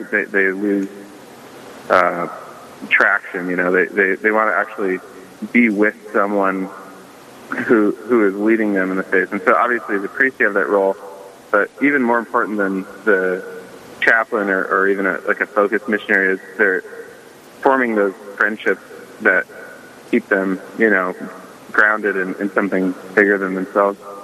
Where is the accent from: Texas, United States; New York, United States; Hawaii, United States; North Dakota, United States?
North Dakota, United States; Dickinson; I'm originally from Dickinson, North Dakota